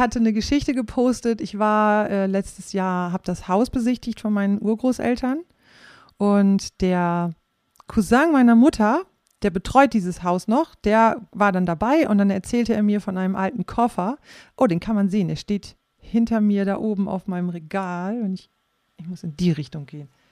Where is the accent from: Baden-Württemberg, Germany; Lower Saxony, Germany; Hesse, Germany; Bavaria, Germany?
Lower Saxony, Germany; Rhauderfehn; ich bin in Rauderfeen aufgewachsen und meine Großeltern, die wohnten in Flachsmeer